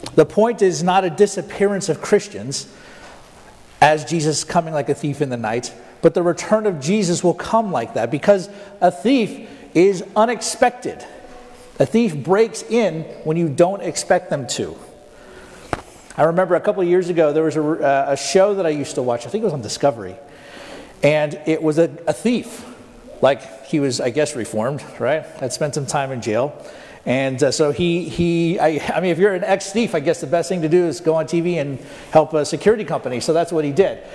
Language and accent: English; Tulsa, Oklahoma, United States; Well, Tulsa